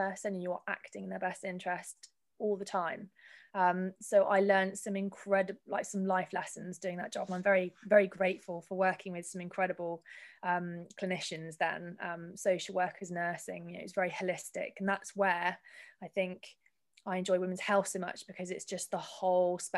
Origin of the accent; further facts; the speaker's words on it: Weymouth, South West England, United Kingdom; I'm from Weymouth, so it's down the road